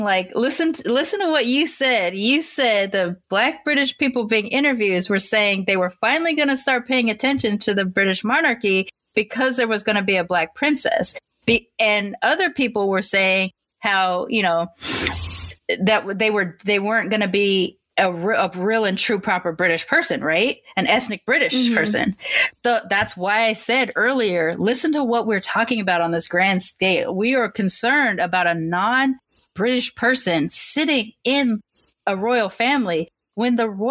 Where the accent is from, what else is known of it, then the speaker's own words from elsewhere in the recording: United States; I'm still raised here as an American mixed kid